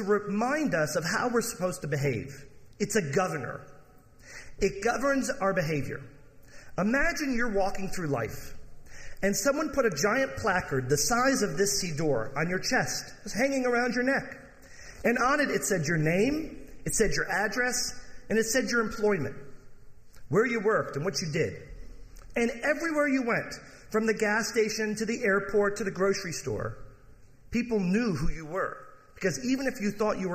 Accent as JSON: {"language": "English", "region": "Michigan", "country": "United States", "tie": "born or raised there", "said": "I grew up in Michigan."}